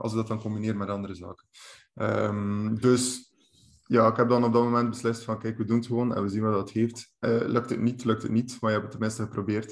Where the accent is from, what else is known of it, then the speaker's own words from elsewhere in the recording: Bruges, Flanders, Belgium; kom ik van de kanten van Brugge eh, aan de kust